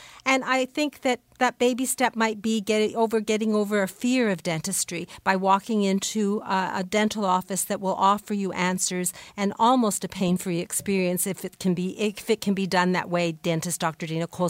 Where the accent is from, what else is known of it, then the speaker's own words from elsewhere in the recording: Canada; we're Canadian